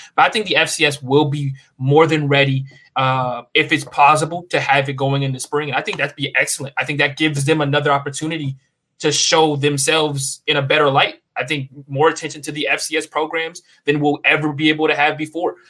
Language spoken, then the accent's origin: English; the South, United States; growing up in the South